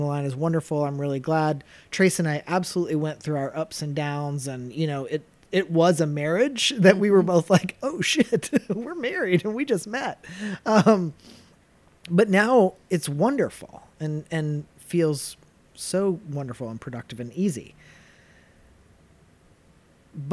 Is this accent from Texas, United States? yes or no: no; Chattanooga, Tennessee, United States; I grew up in southeastern Tennessee